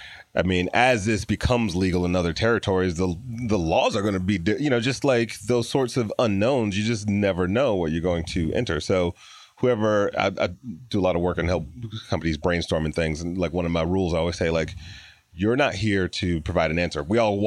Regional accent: Detroit, Michigan, United States; born or raised there

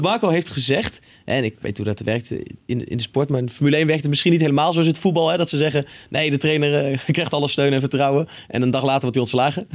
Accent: Netherlands; wij als Nederlanders hier

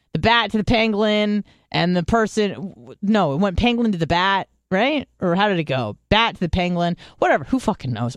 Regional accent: San Diego, California, United States; I grew up in San Diego

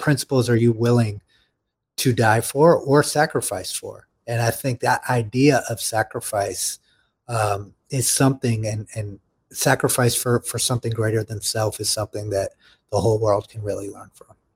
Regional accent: United States; as American citizens

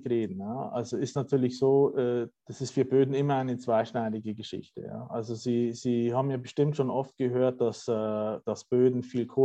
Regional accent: Bavaria, Germany; ich sage jetzt mal aus meiner Heimat, dem, äh, dem bayerischen äh, Lösshügelland.

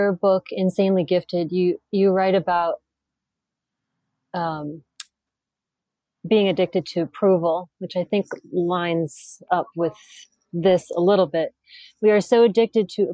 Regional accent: South Dakota, United States; my growing up in South Dakota

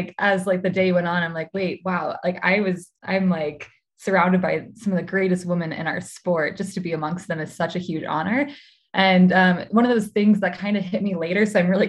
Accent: Midwest, United States; also born or lived in Milwaukee, United States; Yeah, so I was born in Milwaukee and grew up a bit all over the Midwest.

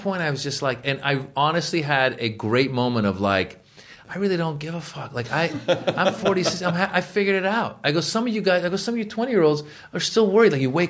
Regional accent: United States; also born or lived in Iran; it's hard growing up Iranian in America

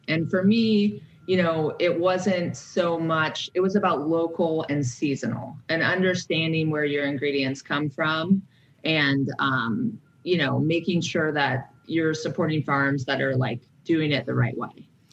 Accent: San Francisco Bay Area, California, United States; also born or lived in Alaska; I was born in Alaska in, you know, in a like woodsy upbringing. And then I was moved to the San Francisco Bay Area

